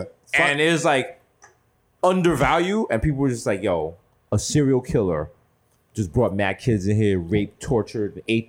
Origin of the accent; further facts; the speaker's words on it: New York City, New York, United States; I'm from the Bronx.